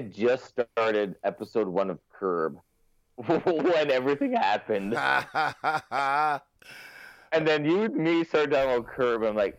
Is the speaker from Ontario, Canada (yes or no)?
yes; Windsor, Ontario, Canada; moved away; But I grew up in Windsor, close to Detroit.